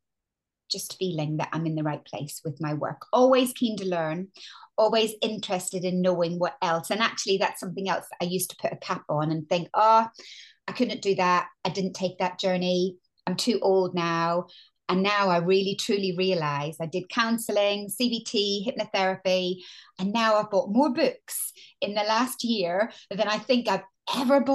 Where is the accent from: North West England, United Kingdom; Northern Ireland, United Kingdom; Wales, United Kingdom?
Northern Ireland, United Kingdom; moved away as an adult; also born or lived in London; now in England; as you can hear, I'm Northern Irish.